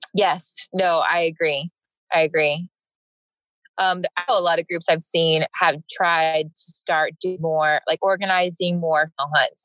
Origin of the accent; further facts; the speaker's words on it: Vermont, United States; moved away; also born or lived in South Carolina / Greenville, South Carolina / Arkansas; I grew up in Vermont